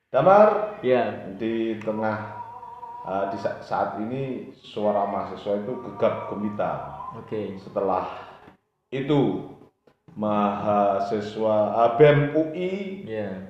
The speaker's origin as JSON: {"language": "Indonesian", "town": "Nganjuk", "region": "East Java", "country": "Indonesia", "tie": "born or raised there", "said": "iya saya asli Nganjuk kok"}